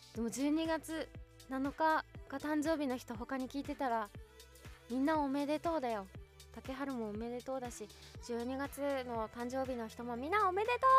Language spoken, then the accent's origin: Japanese; Kanazawa, Ishikawa, Japan; moved away; 私金沢出身なんですけど